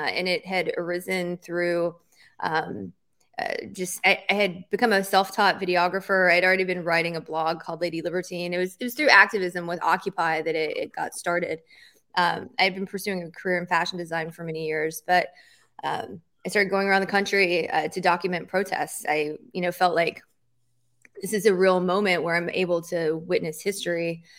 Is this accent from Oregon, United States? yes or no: no; Tennessee, United States; moved away; I am from Tennessee.